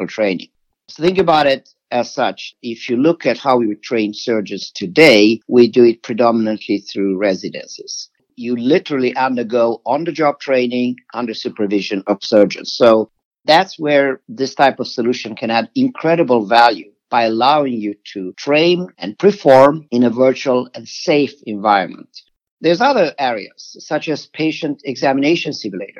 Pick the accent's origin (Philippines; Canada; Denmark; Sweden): Sweden; moved away; I'm originally from Sweden